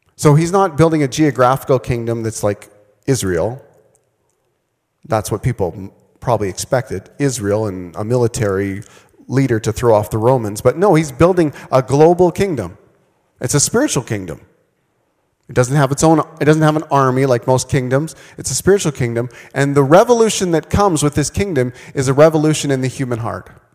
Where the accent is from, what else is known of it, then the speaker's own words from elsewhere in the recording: Manitoba, Canada; also born or lived in Vancouver, British Columbia; now in Saskatchewan, Canada; I grew up in Manitoba.